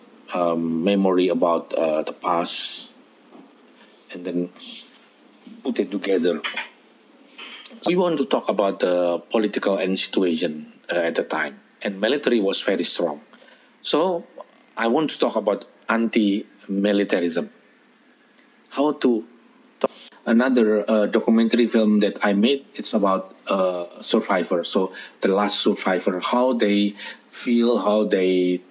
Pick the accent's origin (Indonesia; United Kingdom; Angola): Indonesia; born or raised there